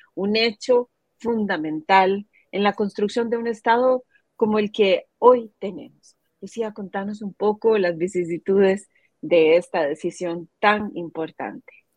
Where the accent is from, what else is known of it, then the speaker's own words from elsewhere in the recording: Costa Rica; nuestra eh, Costa Rica